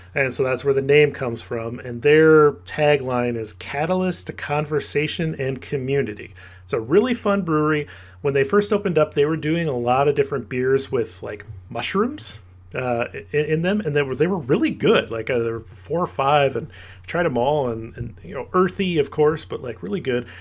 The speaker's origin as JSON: {"language": "English", "town": "Cedar Rapids", "region": "Iowa", "country": "United States", "tie": "born or raised there", "said": "my hometown, Cedar Rapids, Iowa"}